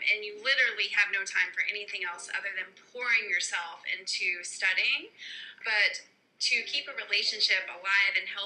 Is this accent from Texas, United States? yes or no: yes; Texas, United States; also born or lived in Florida; So, uh, I was raised in Texas, and then my dad owned a business, so we kind of traveled a lot growing up.